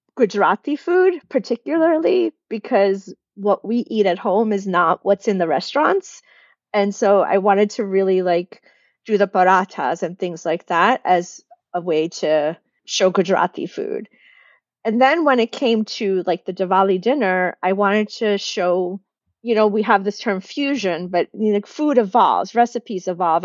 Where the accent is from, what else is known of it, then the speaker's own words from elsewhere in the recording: United States; accent: American; I'm Indian in my house and my family and my community, but as soon as I step outside, I'm American. I sound American